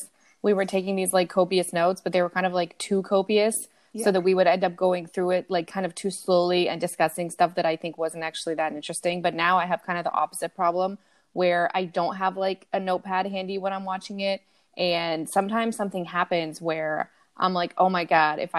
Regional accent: New Jersey, United States; accent: Jersey; moved away; I'm from Jersey.

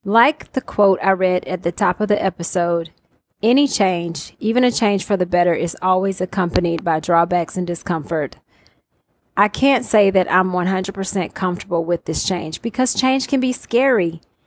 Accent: Atlanta, Georgia, United States; I am from Atlanta, Georgia, also known as Hot Atlanta

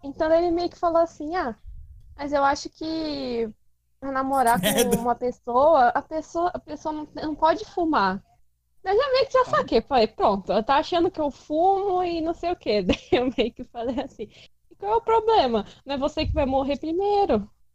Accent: São Paulo, Brazil; also born or lived in Rio Claro; eu sou de São Paulo

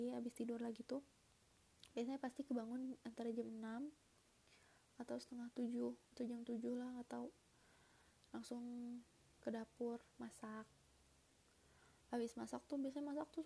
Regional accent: Bandung, West Java, Indonesia; also born or lived in Sumatera Barat; sejujurnya aku tuh asli orang Sumatera Barat uh, Abi itu uh, orang Padang bunda orang Bukit Tinggi gitu nah tapi aku lahir udah di Bandung karena bi udah punya usaha di Bandung sebelum nikah sama bunda jadi udah tinggal ibu udah gede di Bandung

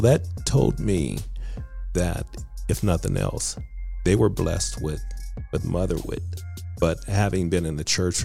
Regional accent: San Francisco, California, United States; now in Oakland, United States; I am originally from San Francisco. I currently reside in Oakland, California

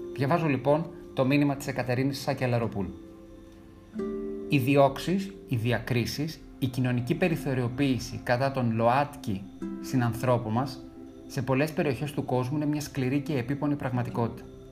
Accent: Greece; ένιωσα περήφανος που είμαι Έλληνας

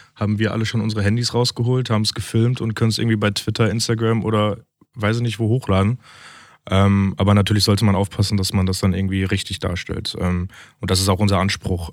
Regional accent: Essen, North Rhine-Westphalia, Germany; wir sind halt Essener durch und durch

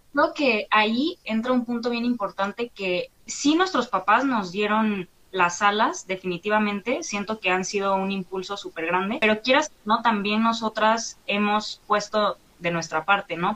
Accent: Mexico; soy mitad holandesa y mitad mexicana, ¿no? Entonces... Mm papá llegó a México por desde del destino de la vida y ya nunca se fue de aquí

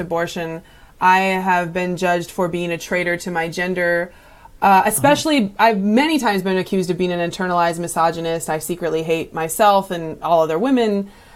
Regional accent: California, United States; moved away as an adult; I spent most of my life in California

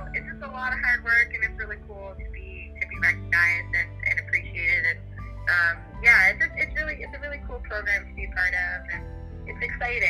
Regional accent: Newfoundland and Labrador, Canada; also born or lived in Yellowknife, Northwest Territories; I grew up in Newfoundland. I was actually born in Yellowknife.

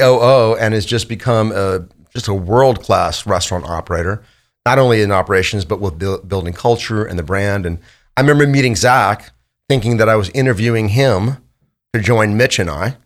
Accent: Los Angeles, California, United States; I grew up in Van Nuys, California

